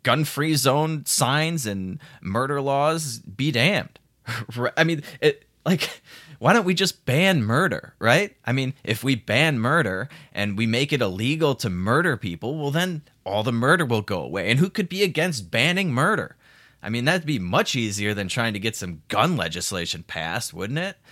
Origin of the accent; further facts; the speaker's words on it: Chicago, Illinois, United States; I'm from Chicago